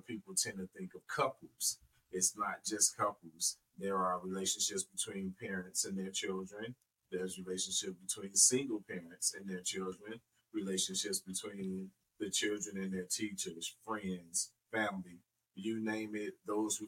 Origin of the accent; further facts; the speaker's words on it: Chicago, Illinois, United States; I was definitely born and raised in Chicago, Chicago's South Side.